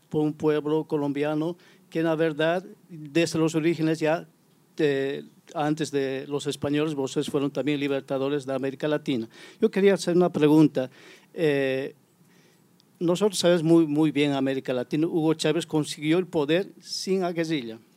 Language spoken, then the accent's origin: Spanish; Bolivia; now in São Paulo, Brazil; soy boliviano. Disculpa a las personas, voy a hablar en español. Yo vivo aquí más de 10 años en Sao Paulo, Brasil.